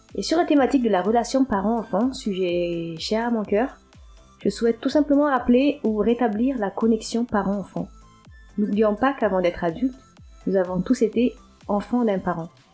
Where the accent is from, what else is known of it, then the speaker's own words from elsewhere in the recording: Antananarivo, Analamanga, Madagascar; moved away as an adult; now in France; J'ai grandi jusqu'à mes 19 ans dans la capitale malgache, de l'île de Madagascar